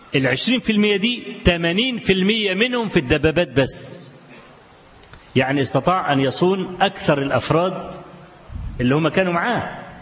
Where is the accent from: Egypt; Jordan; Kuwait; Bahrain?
Egypt; Kafr El Sheikh Governorate; بلدي أنا شخصيا بلدي أنا في كفر الشيخ